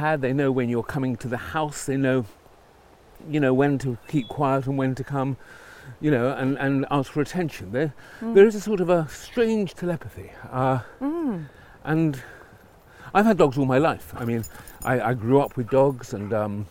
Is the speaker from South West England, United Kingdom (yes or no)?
no; London, United Kingdom; I was brought up in North London, in Stanmore.